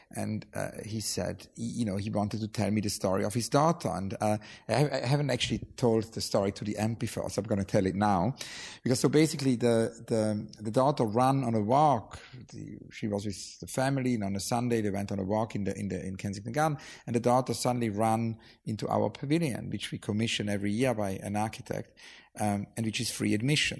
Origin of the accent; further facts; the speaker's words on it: near St. Gallen, Switzerland; when I grew up in Switzerland